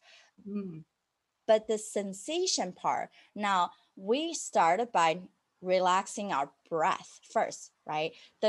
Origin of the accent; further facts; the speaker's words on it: United States; But I'm also an American rebel and having that freedom to say no to things.